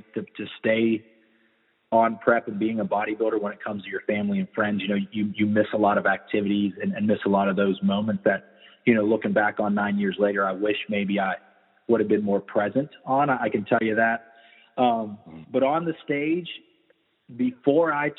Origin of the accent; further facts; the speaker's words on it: Weirton, West Virginia, United States; now in Tampa, United States; I'm from Weirton, West Virginia